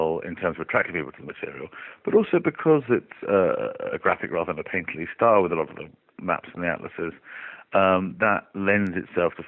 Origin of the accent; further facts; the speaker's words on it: Oxford, South East England, United Kingdom; my hometown, which is Oxford